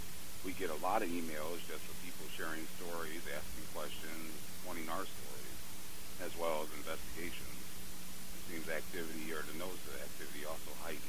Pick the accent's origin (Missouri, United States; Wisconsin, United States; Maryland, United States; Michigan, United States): Missouri, United States; St. Louis; here near my hometown of St. Louis, Missouri